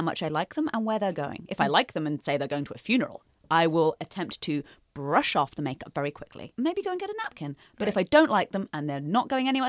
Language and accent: English; United Kingdom; now in United States; I've had to learn to like it as a Brit.